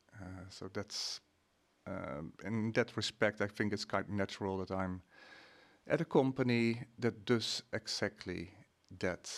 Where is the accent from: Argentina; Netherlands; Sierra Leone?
Netherlands; moved away as an adult; now in Sweden; I'm, uh, Dutch.